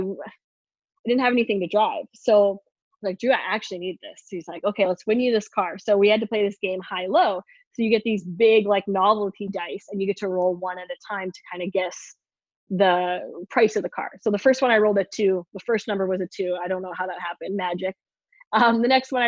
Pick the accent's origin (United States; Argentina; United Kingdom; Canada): Canada; I'm from Canada